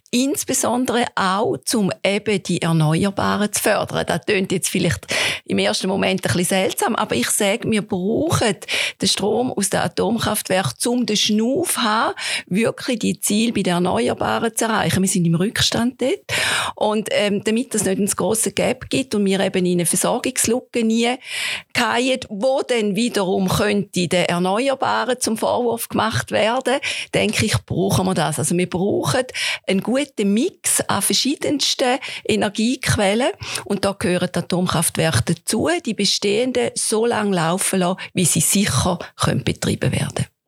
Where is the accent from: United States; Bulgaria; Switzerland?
Switzerland; St. Gallen; ich persönlich kann für mich sagen, ich komme aus dem St. Gallischen.